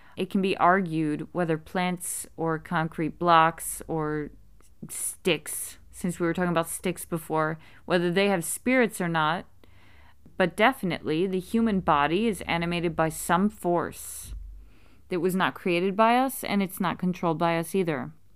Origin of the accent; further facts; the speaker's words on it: United States; being American myself